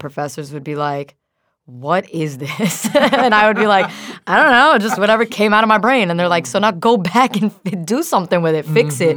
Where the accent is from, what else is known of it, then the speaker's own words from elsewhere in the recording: New York, United States; as a New Yorker